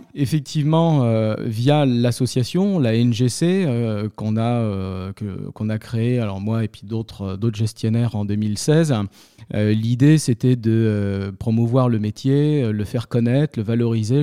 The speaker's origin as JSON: {"language": "French", "town": "Paris", "region": "Île-de-France", "country": "France", "tie": "born or raised there", "also_born_or_lived": "Béziers", "said": "je suis un Parisien, je suis un titi parisien, même si je suis né à Béziers"}